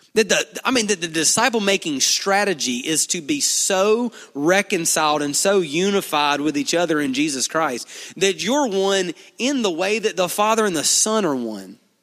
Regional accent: Duncanville, Alabama, United States; I'm from here. I'm from Duncanville

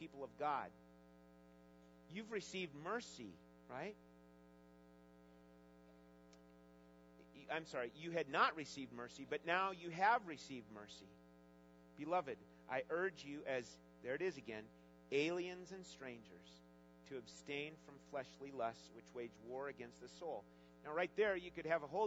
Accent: United States

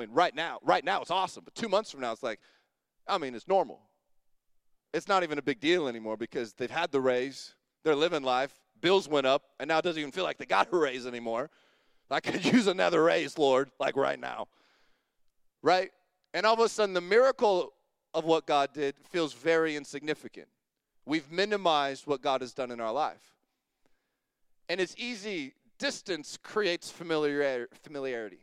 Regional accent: Longview, United States; I grew up in Longview

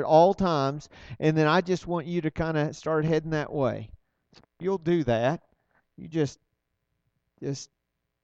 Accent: Arlington, Texas, United States; We're from Arlington

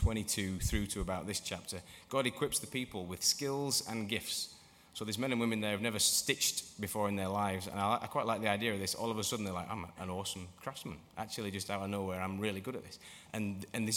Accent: England, United Kingdom; moved away; also born or lived in Motherwell; I'm English.

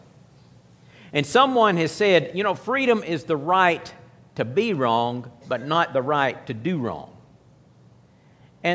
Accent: United States; I'm an American.

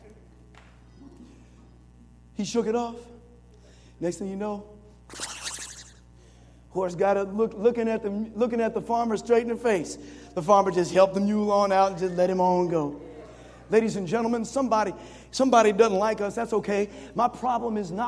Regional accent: Springfield, United States; When I grew up in Springfield

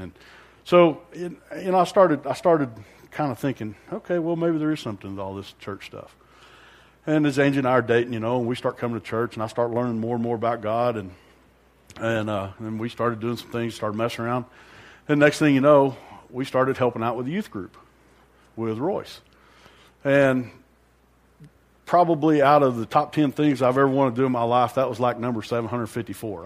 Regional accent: Amarillo, Texas, United States; I grew up in Amarillo

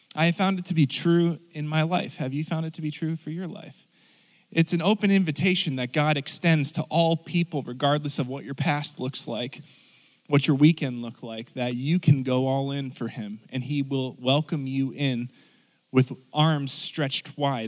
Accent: United States; as American people

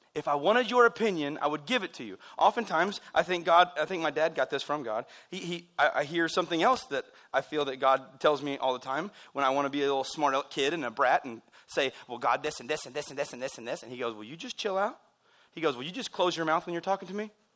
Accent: United States; We're American people

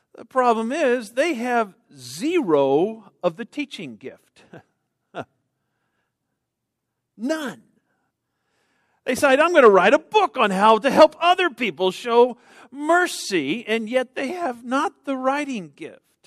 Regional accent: Texas, United States; I'm from Texas.

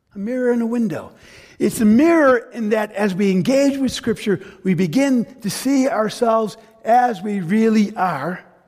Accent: United States; I was raised in an immigrant family. Parents came to the U.S. from Greece.

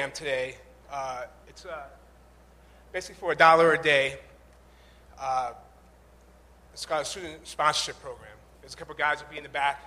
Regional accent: Chicopee, Massachusetts, United States; also born or lived in Boston; I'm from Western Massachusetts, from Chicopee

